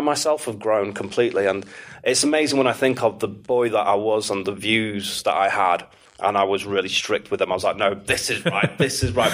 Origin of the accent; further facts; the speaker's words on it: Manchester, North West England, United Kingdom; moved away as an adult; also born or lived in Istanbul / Morocco / New York / Miami; I was born and raised in Manchester. I mm. uh, grew up just outside of Manchester, though, just in between Knutsford and Altrincham